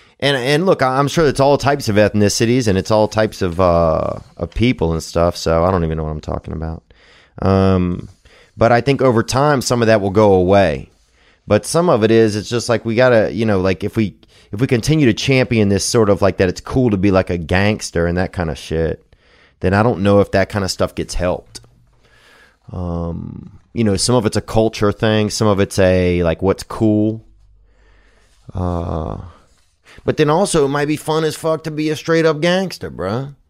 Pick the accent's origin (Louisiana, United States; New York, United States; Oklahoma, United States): Louisiana, United States; I remember growing up in Louisiana, it would be scary sometimes to have a black friend